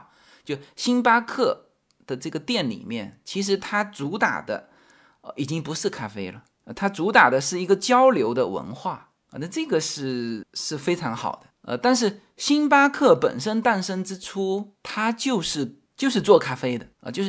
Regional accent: China; moved away; 因为我从中国移民过来嘛，所以我其实对于中国的文化接触的是更多的。

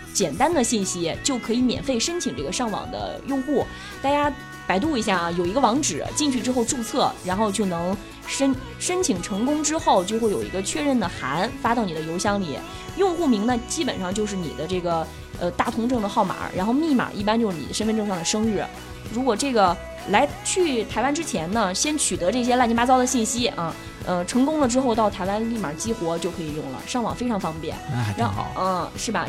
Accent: Anhui, China; now in Beijing, China; 我是安徽人啊，嗯。皖南地带的那种山

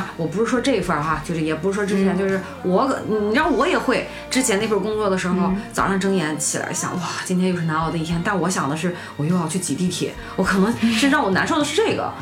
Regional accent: China; 我们中国人

